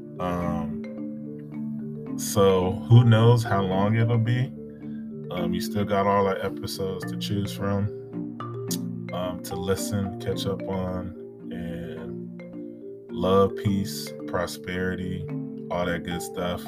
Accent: United States; being an American myself

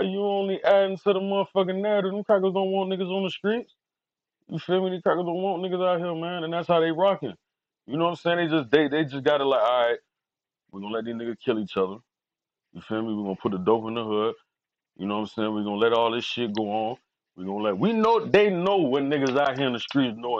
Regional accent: Fort Lauderdale, Florida, United States; I'm from Lauderdale

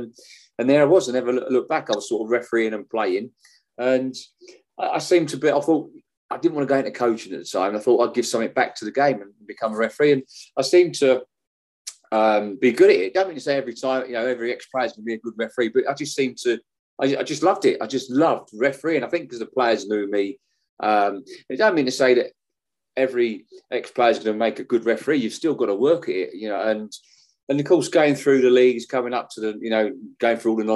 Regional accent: Welwyn Garden City, Hertfordshire, East of England, United Kingdom; moved away as an adult; from Willingdon City. I lived there up till 2001.

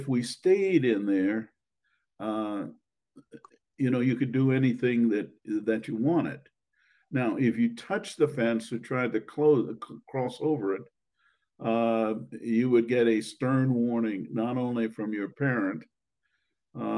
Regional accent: Washington, District of Columbia, United States; I grew up in Washington, D.C.

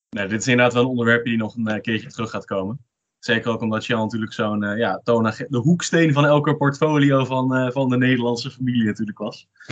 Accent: Netherlands; ons als Nederlander

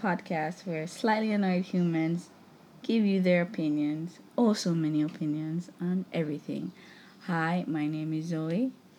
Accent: Jamaica; we're from Jamaica and I love my country

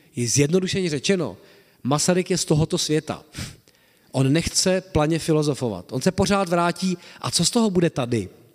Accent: Czechia

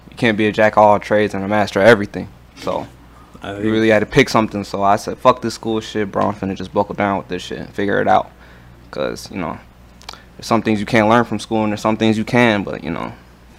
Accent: Chicago Heights, Illinois, United States

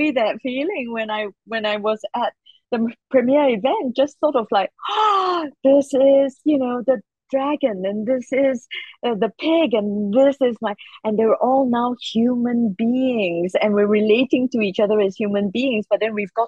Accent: Singapore; Because I come from Singapore and it's a tiny little country

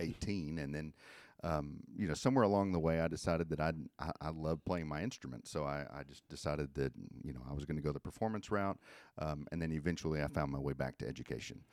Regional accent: Benton, Arkansas, United States; I grew up in, uh, Benton, Arkansas, where I went to Benton High School

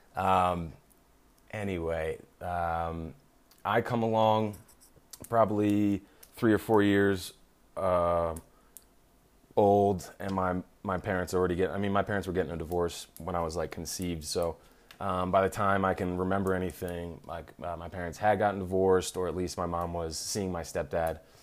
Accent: Philadelphia, Pennsylvania, United States; I was born in Philadelphia, grew up in the suburbs

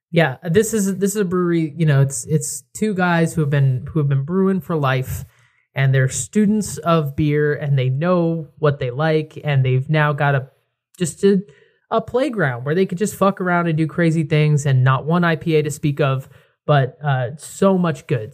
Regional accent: Connecticut, United States; I'm from Connecticut. I'm right near New Haven

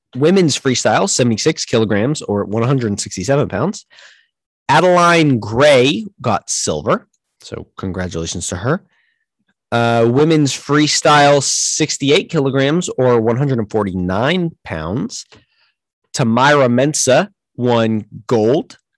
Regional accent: United States; we're from America

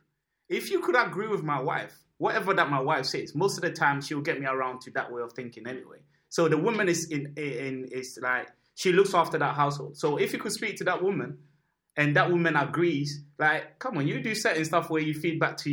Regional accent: Ghana; now in United Kingdom; when I grew up in Ghana

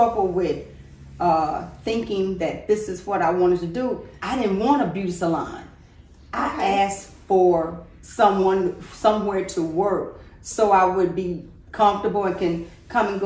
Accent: Gary, Indiana, United States; also born or lived in Milan, Tennessee; now in Nashville, United States; I was born in Milan, Tennessee, but I was very young when they moved up to Gary, Indiana

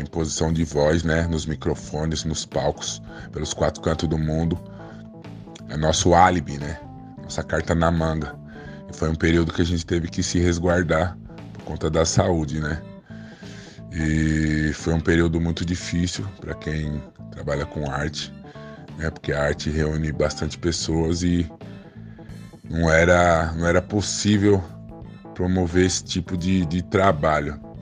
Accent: São Paulo, Brazil; also born or lived in Caieiras; sou apenas nascido em Caeiras, mas sou cria do Jaraguá, morei toda a vida aqui. No Jaraguá é um bairro que eu gosto bastante, né? Fica aqui na noroeste de São Paulo

